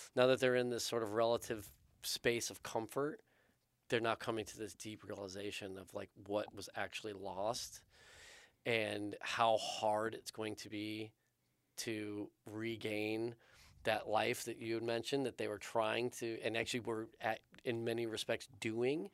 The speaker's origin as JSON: {"language": "English", "country": "United States", "said": "being an American, living in America"}